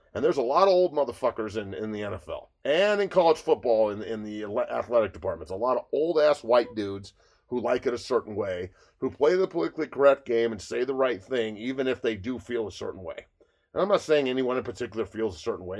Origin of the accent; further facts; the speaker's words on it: United States; I'm an American